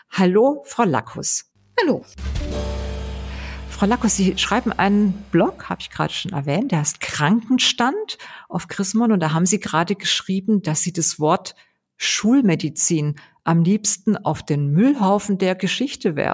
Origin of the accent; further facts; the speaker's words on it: Weingarten, Baden-Württemberg, Germany; Ich komme ja aus Ravensburg-Weingarten und erfunden hat es einer aus Weingarten, also meine ja. Heimat